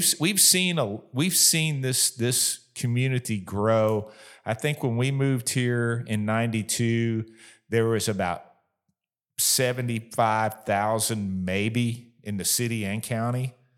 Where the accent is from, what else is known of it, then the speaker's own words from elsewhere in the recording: Florida, United States; moved away as an adult; also born or lived in Kentucky; now in Bowling Green, United States; we were actually living in my home state of Florida